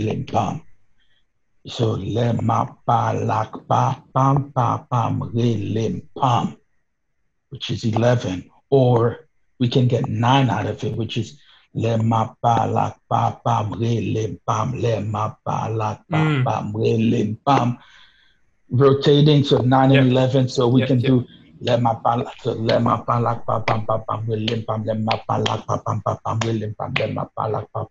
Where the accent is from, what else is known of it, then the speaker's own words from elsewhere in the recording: Haiti; now in New York, United States; the church music that I grew up listening to in Haiti